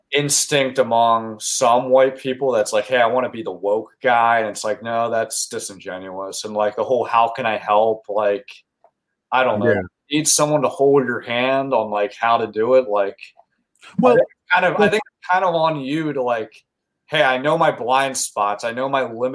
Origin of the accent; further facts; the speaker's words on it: York, Pennsylvania, United States; I grew up in York, Pennsylvania